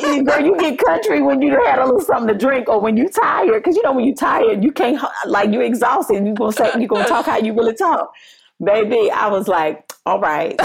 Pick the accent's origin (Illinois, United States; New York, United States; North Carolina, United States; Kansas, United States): North Carolina, United States; accent: Southern, country; moved away as an adult; also born or lived in Eden, North Carolina; now in Los Angeles, United States; working for U P S in North Carolina, always having to cover my accent to be business friendly